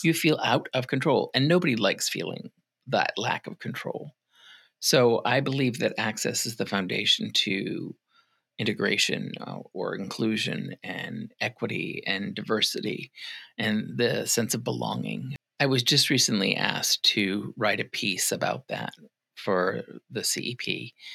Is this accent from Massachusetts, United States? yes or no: yes; Massachusetts, United States; moved away as an adult; also born or lived in Arizona / Rhode Island / Minnesota; now in Ocala, United States; I was born in Massachusetts. Okay, um, I lived there for a good part of my younger years, mm-hmm. between there and Arizona